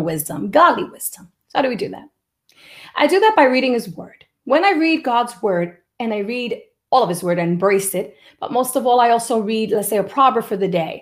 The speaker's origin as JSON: {"language": "English", "town": "New York City", "region": "New York", "country": "United States", "tie": "born or raised there", "said": "the house where I was raised in the Bronx"}